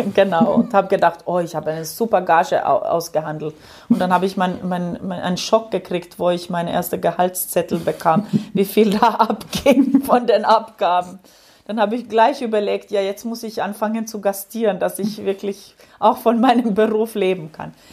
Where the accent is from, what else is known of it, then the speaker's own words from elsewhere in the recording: Ostrobothnia, Finland; German is a second language; moved away; ich bin in der Gegend aufgewachsen, an der Westküste, also in Österbotten